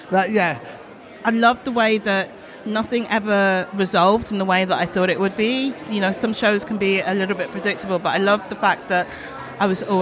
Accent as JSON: {"language": "English", "country": "Sweden", "said": "I'm also from Sweden and a partner acrobat"}